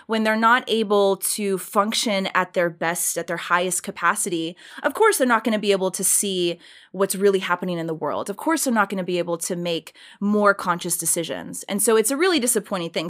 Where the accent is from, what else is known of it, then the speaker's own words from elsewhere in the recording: Richmond Hill, Georgia, United States; moved away as an adult; I grew up in a really small town in South Georgia. It's a small town called Richmond Hill